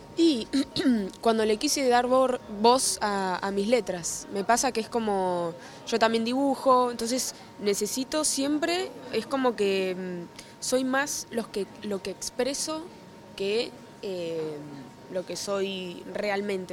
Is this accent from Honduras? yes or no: no; Mar del Plata, Buenos Aires Province, Argentina; now in Buenos Aires, Argentina; ni bien me mudé de Mar del Plata acá a Buenos Aires, pues yo soy Mar del Plata